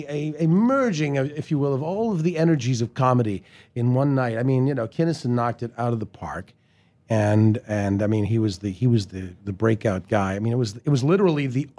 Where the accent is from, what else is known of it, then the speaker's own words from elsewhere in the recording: Canada; I'm Canadian and we all help each other there